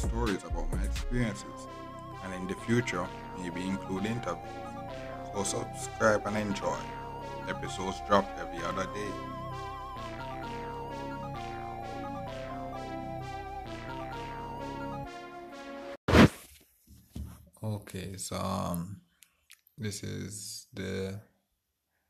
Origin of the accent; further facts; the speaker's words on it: Jamaica; I'm from Jamaica.